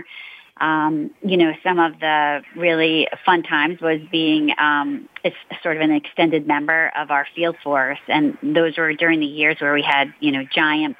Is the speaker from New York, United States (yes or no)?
yes; New York, United States; also born or lived in Northern Virginia; I'm a lifer, a New Yorker. I grew up in New York. You know, I was born there